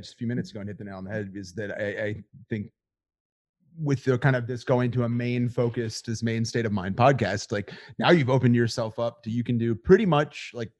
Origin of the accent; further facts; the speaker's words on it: Virginia, United States; now in Maine, United States; I grew up in Virginia